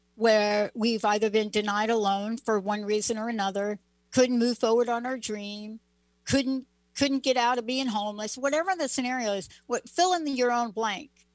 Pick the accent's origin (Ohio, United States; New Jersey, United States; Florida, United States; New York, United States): New York, United States; I grew up in New York